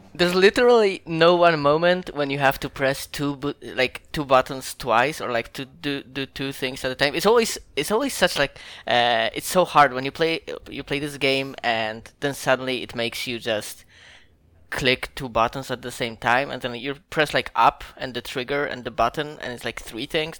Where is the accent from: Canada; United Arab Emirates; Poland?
Poland; I'm from Poland